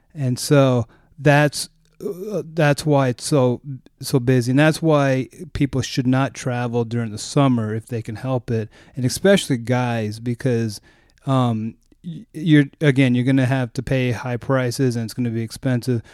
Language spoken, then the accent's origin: English; United States; as an American